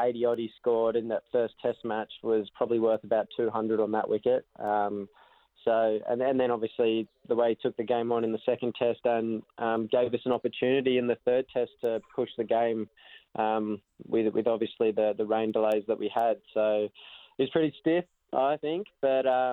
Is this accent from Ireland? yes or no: no; Australia; as an Australian